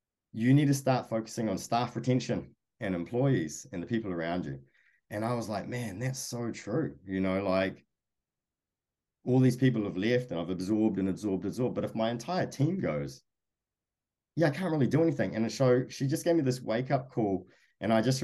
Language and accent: English; New Zealand; moved away as an adult; now in United States; I came from New Zealand